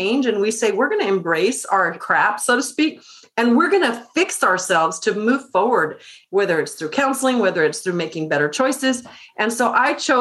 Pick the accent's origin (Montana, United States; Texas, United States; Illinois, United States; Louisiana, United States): Texas, United States; Austin; the guys that I grew up with in East Austin